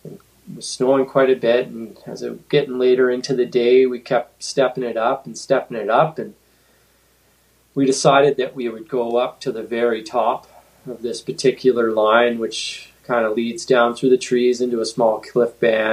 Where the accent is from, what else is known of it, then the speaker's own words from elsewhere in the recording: Northern Ontario, Canada; now in Williams Lake, Canada; I grew up skiing in Northern Ontario